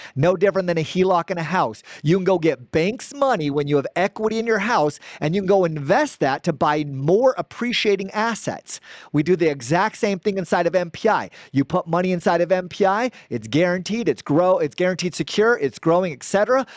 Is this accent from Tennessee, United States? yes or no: no; Gilbert, Arizona, United States; I'm from Gilbert, Arizona, born and raised Arizona